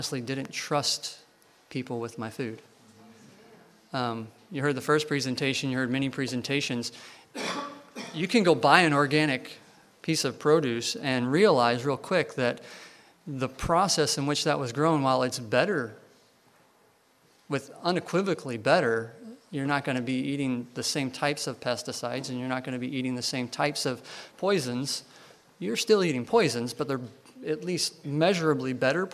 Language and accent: English; Louisville, Kentucky, United States; I grew up in Kentucky, Louisville, Kentucky